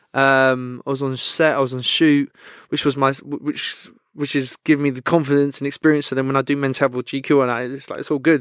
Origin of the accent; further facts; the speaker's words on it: London, United Kingdom; I'm from West London, so a lot of my mates are Chelsea.